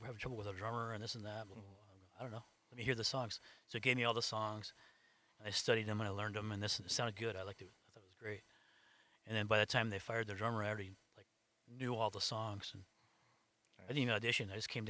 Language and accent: English; Phoenix, Arizona, United States; also born or lived in Los Angeles; Phoenix. Over by Alhambra High School, over 35th Avenue.